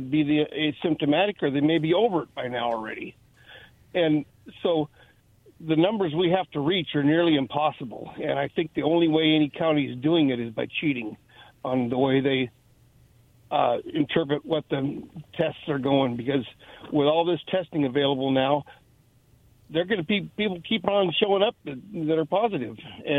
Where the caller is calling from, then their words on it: Kennewick, Washington, United States; again, Kennewick.